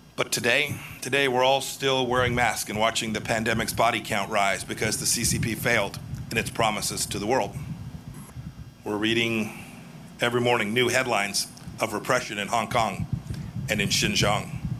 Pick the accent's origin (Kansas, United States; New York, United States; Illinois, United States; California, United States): Kansas, United States; my home state of Kansas